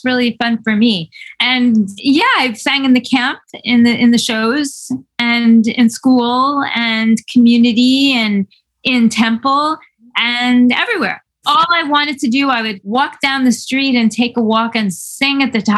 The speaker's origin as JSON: {"language": "English", "town": "New York City", "region": "New York", "country": "United States", "tie": "born or raised there", "said": "in New York City. Yes, but summer camps were segregated."}